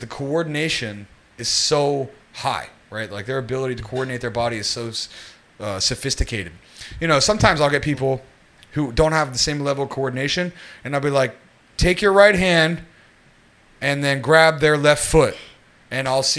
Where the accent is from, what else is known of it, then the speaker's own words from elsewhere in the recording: West Virginia, United States; also born or lived in New York City; now in Singapore; I'm American and people don't realize it, but I grew up in a very, very, very rural part of it. I'm from West Virginia